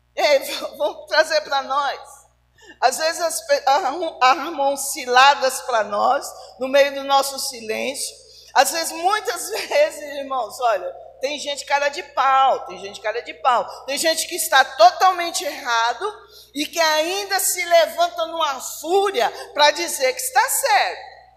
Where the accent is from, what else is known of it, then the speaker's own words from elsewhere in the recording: Barbacena, Minas Gerais, Brazil; quando eu era criança pequena lá em Barbacena, é, a minha a minha meninice ela foi muito dura